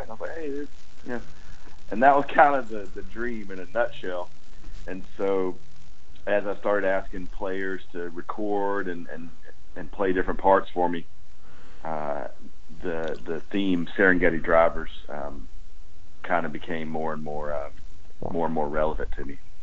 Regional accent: Georgia, United States; We grew up in Georgia.

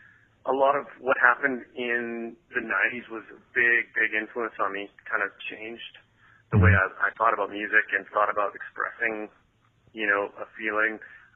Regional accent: Canada; We're from Canada, and Greg and I actually met here in Vancouver.

